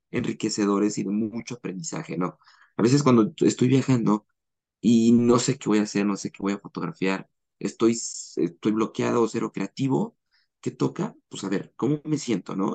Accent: Mexico; also born or lived in Guadalajara, Jalisco; soy mexicano, vivo en Guadalajara, Jalisco

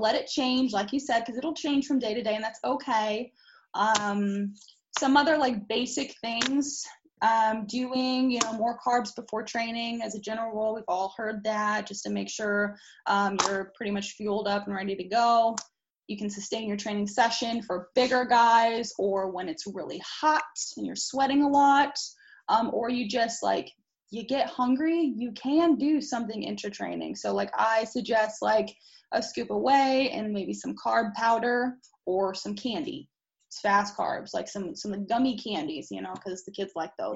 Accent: Indianapolis, Indiana, United States; I was born on the east side of Indy

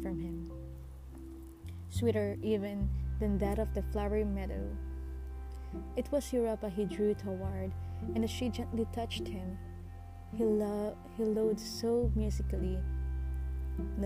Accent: Philippines; I'm from Asia. I am from the Philippines

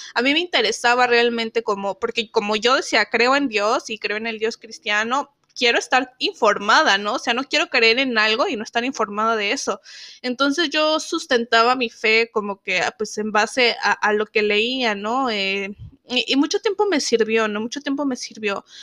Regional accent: Zacatecas, Mexico; yo soy de Zacatecas

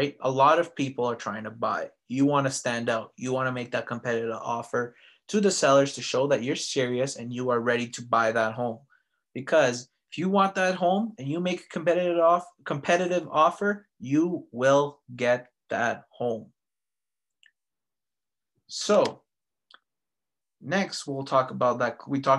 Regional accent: Vancouver, British Columbia, Canada; now in Calgary, Canada; Vancouver is my hometown.

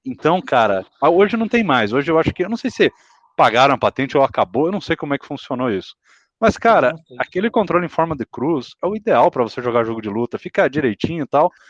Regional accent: interior of Mato Grosso, Brazil; moved away; lá na minha cidade, do, no, no interiorzão do Mato Grosso, ainda morando lá

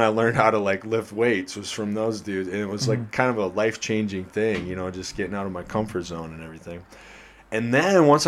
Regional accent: Iowa, United States; moved away; I'm from Iowa

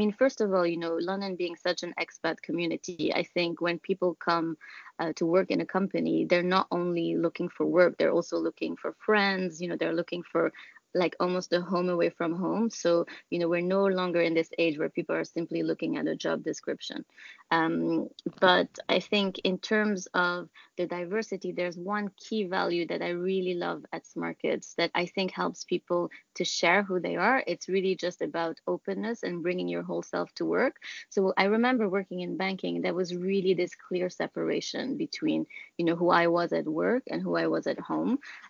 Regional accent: Lebanon; moved away; also born or lived in Germany / Nigeria; I came over from Lebanon, where I'm originally from. But before that, I lived in Germany, Nigeria.

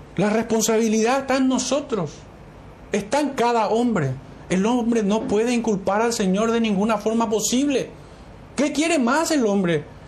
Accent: Paraguay; como paraguayos

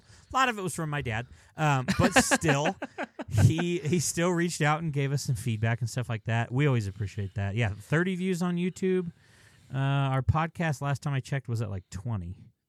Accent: Minnesota, United States; I have a love-hate relationship with Minnesota United. I grew up in Minnesota, but they are in the same conference as us.

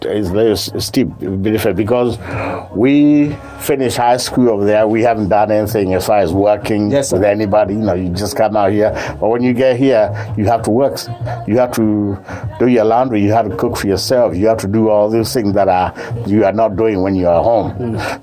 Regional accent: Kenya; moved away as an adult; now in United States; I'm from Kenya. But I've been here since I came here 1980.

